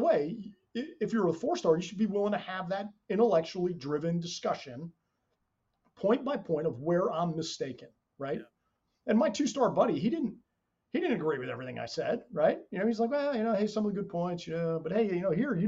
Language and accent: English; New Jersey, United States; I'm an Irish kid from New Jersey